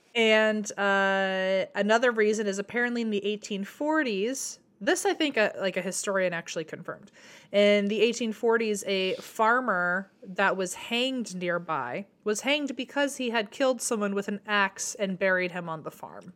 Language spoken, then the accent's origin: English; Fredericksburg, United States; My hometown name, we're called Frederick's Burgers